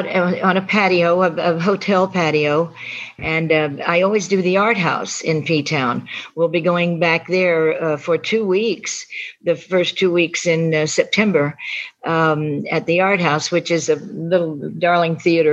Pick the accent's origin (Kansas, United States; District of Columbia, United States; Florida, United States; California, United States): Kansas, United States; Wichita; moved away; I was born in Wichita